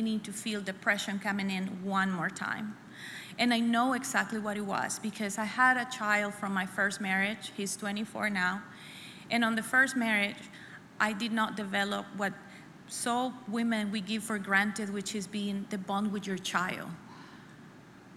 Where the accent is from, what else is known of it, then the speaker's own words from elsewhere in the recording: El Salvador; moved away as an adult; now in United States; I was born and raised in El Salvador until I was 21. So I come here when I'm 21